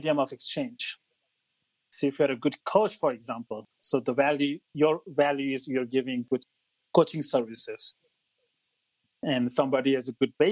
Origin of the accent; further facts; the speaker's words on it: Mumbai, Maharashtra, India; moved away as an adult; now in Australia; So I grew up in India. I moved to Australia about 17 years ago